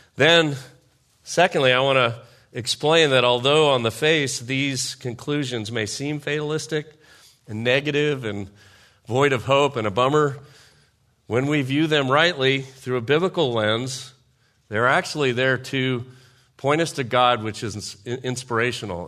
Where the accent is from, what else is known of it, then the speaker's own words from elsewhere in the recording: United States; I'm a patriot, I'm an American, I served in the military